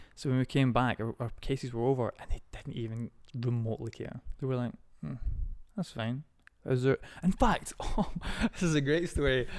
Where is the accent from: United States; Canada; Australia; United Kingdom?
United Kingdom; Scotland; born or raised there